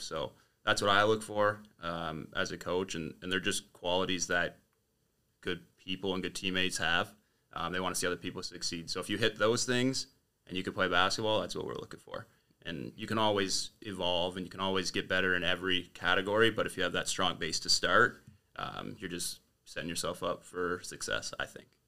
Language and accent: English; Windsor, Ontario, Canada; born and raised in Windsor.